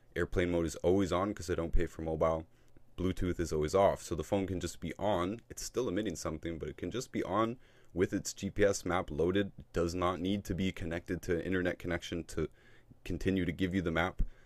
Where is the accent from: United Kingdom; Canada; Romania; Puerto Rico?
Canada; I'm from Canada